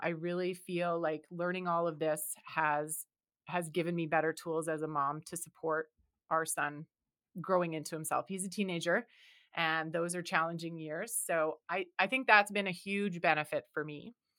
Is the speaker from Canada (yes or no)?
yes; Canada; because I am from Canada